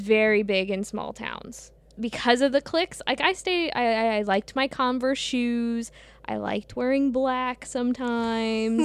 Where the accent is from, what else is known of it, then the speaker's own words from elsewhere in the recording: St. Louis, Missouri, United States; I grew up in the Midwest.